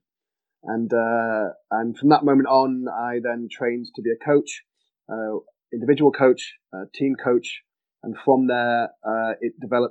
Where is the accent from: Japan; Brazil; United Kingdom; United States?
United Kingdom; Manchester, North West England; moved away; I'm English originally, as you can probably tell. Hail from Manchester